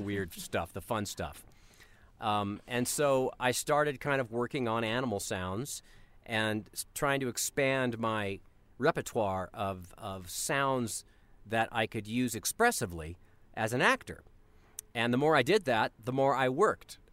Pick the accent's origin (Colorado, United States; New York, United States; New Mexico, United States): Colorado, United States; I grew up in Colorado